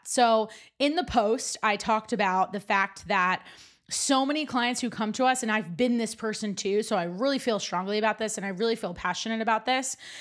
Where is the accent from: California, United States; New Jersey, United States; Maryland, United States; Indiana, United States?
New Jersey, United States; also born or lived in North Carolina; when I moved back home from North Carolina to New Jersey